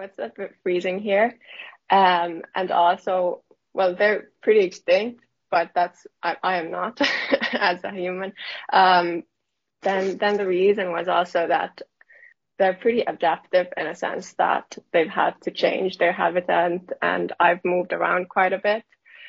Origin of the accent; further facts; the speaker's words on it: Helsinki, Uusimaa, Finland; I'm from Helsinki